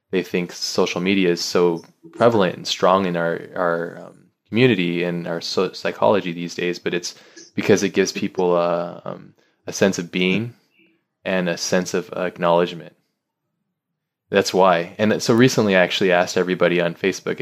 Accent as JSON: {"language": "English", "country": "United States", "said": "I'm I'm American"}